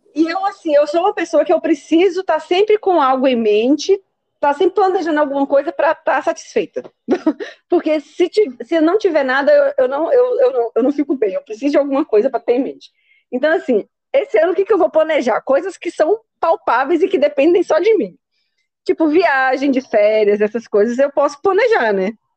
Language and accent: Portuguese; Brazil; como a gente é brasileira